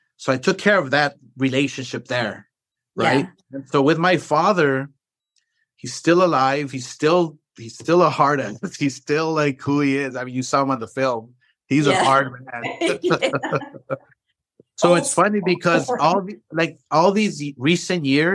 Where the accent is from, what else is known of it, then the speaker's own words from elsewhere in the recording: Los Angeles, California, United States; I'm this kid from East